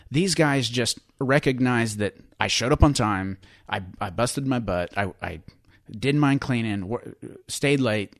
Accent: Western Oklahoma, United States; I grew up in Western Oklahoma

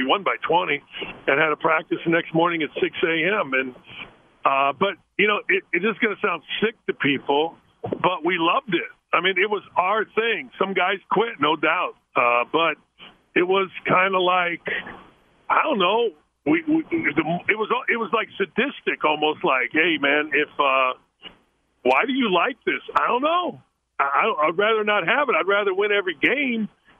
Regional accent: Chicago, Illinois, United States; Doug, I'm from Chicago, basically, not Southern Indiana or Middle Indiana. We followed DePaul, you know, Notre Dame, that kind of stuff.

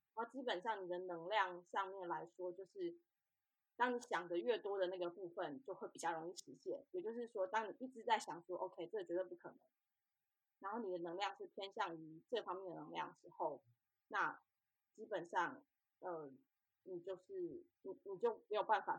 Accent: Taiwan; moved away as an adult; now in Australia; 所以当时就选择离台湾比较近的澳洲。那一方面也是因为我小时候已经有来过澳洲，我非常喜欢这边的。

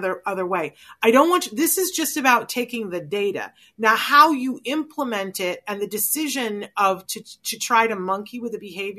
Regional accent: Puerto Rico; born there; I was born in Puerto Rico. That's the only time I've been off the mainland.

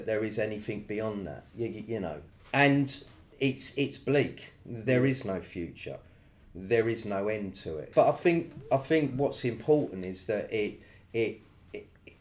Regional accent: London, United Kingdom; we grew up in the East End.

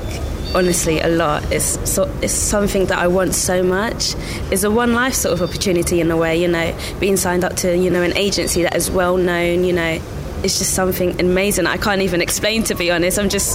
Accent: Nigeria; now in Milton Keynes, United Kingdom; I'm 22 years old, and I am from Nigeria, but I am located here in Milton Keynes.

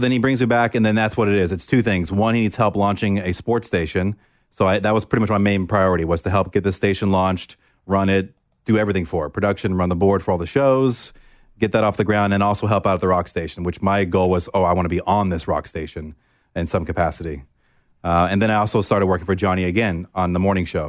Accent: Oviedo, Florida, United States; moved away as an adult; I grew up in Orlando, Florida, a small town called Oviedo

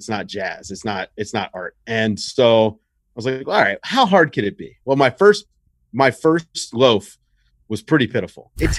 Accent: the South, United States; I mean, I grew up in the South, but far enough north that I got WWF and NWA.

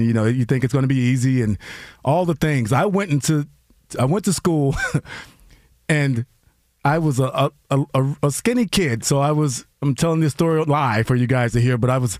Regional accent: Alabama, United States; We all introduce ourselves. … I'm from Alabama, whatever.

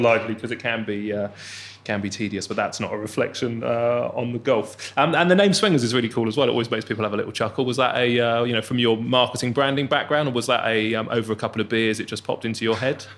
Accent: Bournemouth, South West England, United Kingdom; I'm from the seaside, so I'm laughing because I'm from Bournemouth

